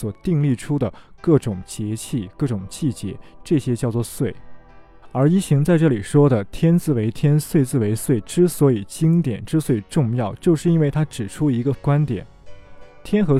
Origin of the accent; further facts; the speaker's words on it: China; 我们中国人